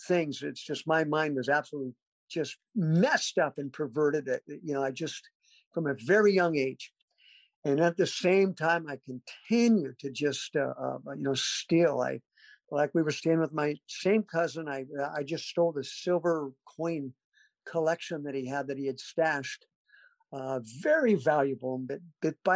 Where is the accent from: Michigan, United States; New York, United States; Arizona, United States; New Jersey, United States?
Arizona, United States; Mesa; also born or lived in Garden Grove, California; now in Fayetteville, United States; I wasn't born in Arizona, Mesa, Arizona, but I did grow up there. We moved when I was two